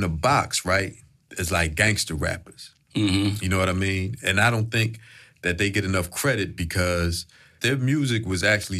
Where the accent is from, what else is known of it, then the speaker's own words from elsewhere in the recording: Philadelphia, Pennsylvania, United States; I know growing up in Philly